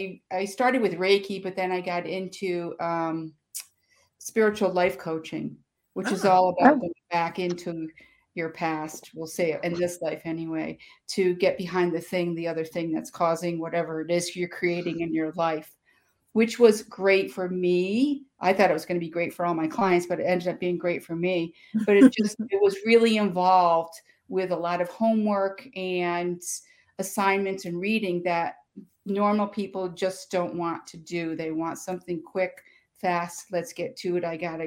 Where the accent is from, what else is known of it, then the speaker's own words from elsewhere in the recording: Schenectady, New York, United States; In Schenectady, New York.